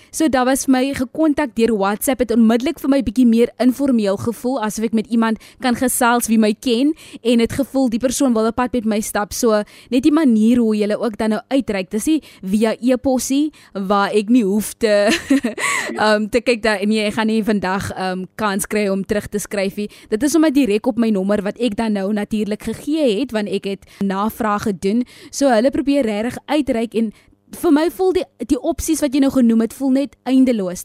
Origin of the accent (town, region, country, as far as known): South Africa